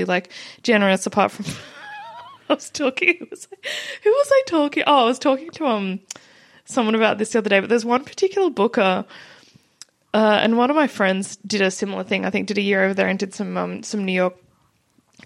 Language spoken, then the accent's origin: English; Australia; accent: Australian; whenever anyone would hear my accent, they'd be like, oh, my God, you're from Australia.